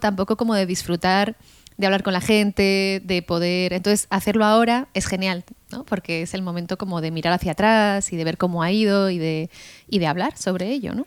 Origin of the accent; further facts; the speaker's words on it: Spain; siendo española